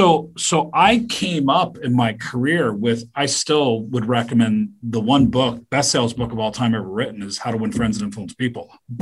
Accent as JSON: {"language": "English", "country": "Canada", "said": "And I go, I'm Canadian."}